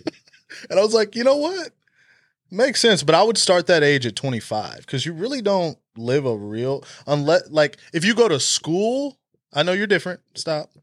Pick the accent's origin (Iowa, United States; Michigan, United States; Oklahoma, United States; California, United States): Oklahoma, United States; I was born in Oklahoma, I've been a Sooner my whole life